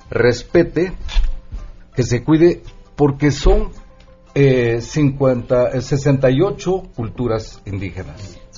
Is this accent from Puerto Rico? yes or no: no; Mexico; que es parte de nosotros como mexicanos. Eh, en primer lugar, a nosotros como indígenas nos toca cuidar, proteger, defender